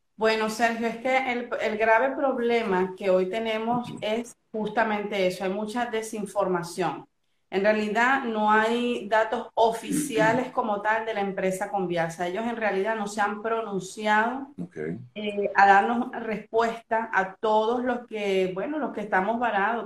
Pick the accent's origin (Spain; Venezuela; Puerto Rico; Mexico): Venezuela; now in Argentina; como venezolana